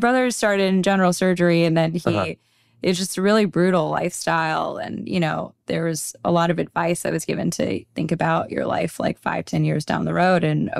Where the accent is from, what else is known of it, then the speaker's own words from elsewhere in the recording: Minneapolis, Minnesota, United States; also born or lived in California; now in New York, United States; I am. I'm originally from Minneapolis, Minnesota. I grew up there majority of my life. And then I did my training out in California and then started working out in the Big Apple.